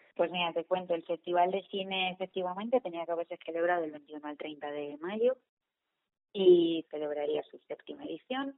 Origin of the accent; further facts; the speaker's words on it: León, Castile and León, Spain; la gente de León, que estamos aquí y solo somos de León